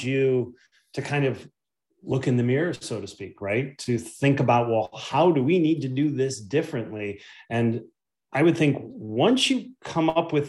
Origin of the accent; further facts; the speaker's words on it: Chicago, Illinois, United States; I'm of course from Chicago, and I always watch the Bulls growing up